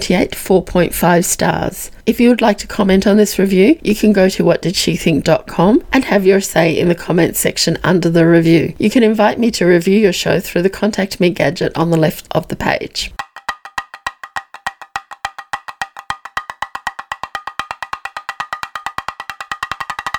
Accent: Australia; I identify strenuously as an Australian, even though I am first generation.

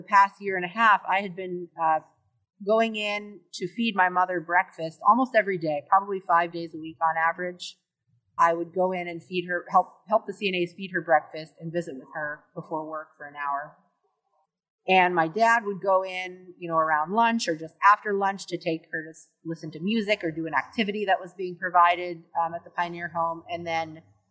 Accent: Sitka, Alaska, United States; I was born and raised here in Sitka

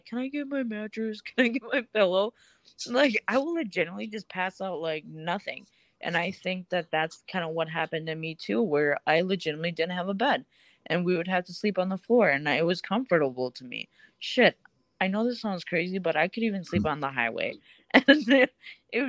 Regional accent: Russia; now in Minnesota, United States; I'm from Russia.

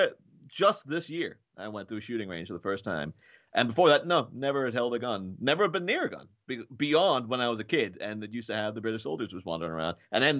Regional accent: Ireland; Like, I'm from Ireland. Obviously, there were guns in Ireland for a long time because of the troubles and stuff.

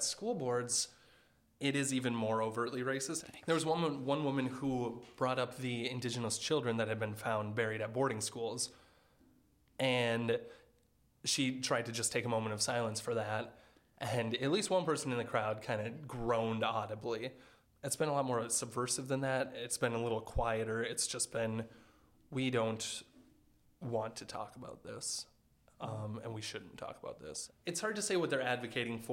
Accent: Monticello, Minnesota, United States; my hometown of Monticello

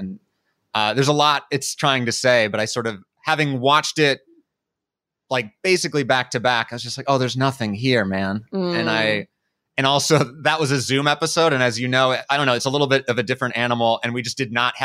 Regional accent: Seattle, Washington, United States; I am from Seattle

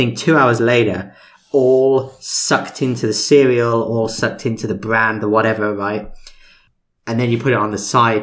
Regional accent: United Kingdom; now in United States; I'm British.

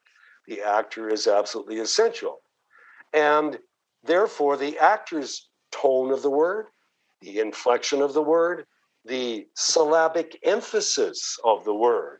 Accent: Canada; accent: Canadian; moved away as an adult; also born or lived in Toronto / New York City; now in United States; I grew up in the streets of Canada and I learned English from a Canadian perspective

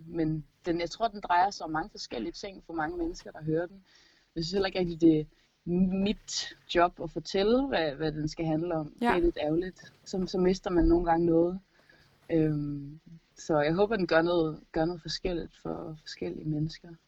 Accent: Gistrup, North Denmark Region, Denmark; min forældres garage hjemme i Gistrup

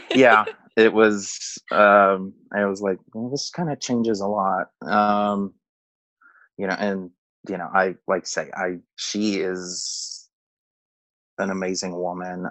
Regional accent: outside of Houston, Texas, United States; moved away as an adult; now in Arizona, United States; I moved out to Arizona in 2010 from Texas where I grew up outside of Houston

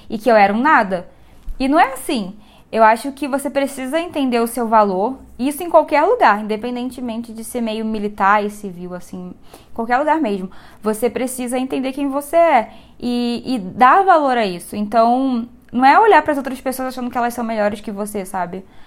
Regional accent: Rio de Janeiro, Brazil; moved away as an adult; now in Anápolis, Brazil; eu tenho 25 anos, sou carioca, tô aqui em Anápolis por causa do meu marido

